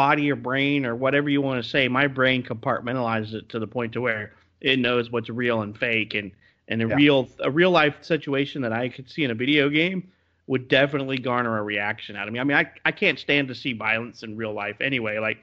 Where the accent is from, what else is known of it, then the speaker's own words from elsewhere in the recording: Florida, United States; moved away; I grew up in Florida where they had a pretty good bad gang problem